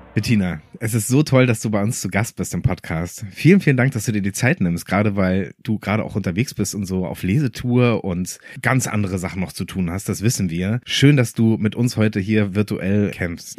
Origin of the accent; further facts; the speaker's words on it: France; Ich bin selber auch Franzose.